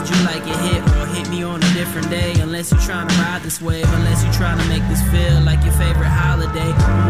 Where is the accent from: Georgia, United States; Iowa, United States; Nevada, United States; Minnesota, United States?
Minnesota, United States; Minneapolis; I came from Minnesota, a Minneapolis. Spirit Lake is the reservation that I'm enrolled in.